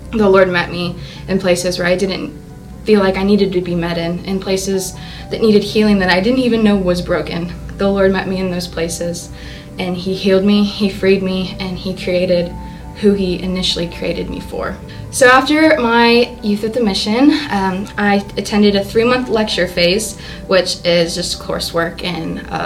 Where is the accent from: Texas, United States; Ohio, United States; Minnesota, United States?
Texas, United States; Sienna Plantation; I grew up in Siena Plantation